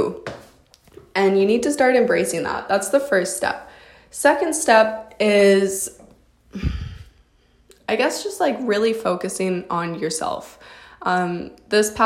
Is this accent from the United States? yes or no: no; Canada; I'm a model from Canada